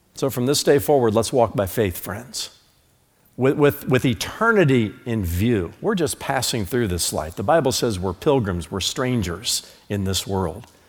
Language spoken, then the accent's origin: English; United States; I'm an American